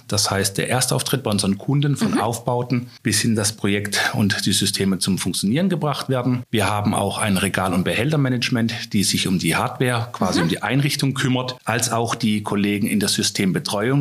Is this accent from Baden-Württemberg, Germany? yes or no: yes; Freiburg, Baden-Württemberg, Germany; now in Lauda-Königshofen, Germany; ich komme ursprünglich aus Freiburg, wohne aktuell in Lauderkönigshofen im lieblichen mhm. Taubertal.